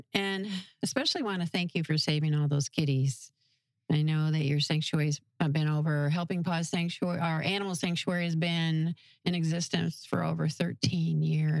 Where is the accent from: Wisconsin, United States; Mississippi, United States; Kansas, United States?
Wisconsin, United States; We're all from Wisconsin, yes. All cheeseheads.